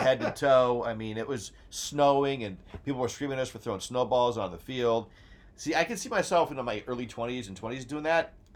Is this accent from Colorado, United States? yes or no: yes; Colorado, United States; moved away; I grew up in Colorado